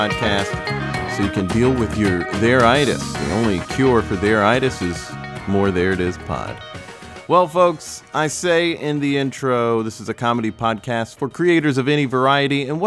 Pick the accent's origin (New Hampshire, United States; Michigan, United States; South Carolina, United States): South Carolina, United States; Spartanburg; moved away as an adult; also born or lived in Raleigh, North Carolina / Greenville, South Carolina; now in New York, United States; I was born and raised in Spartanburg for most of my childhood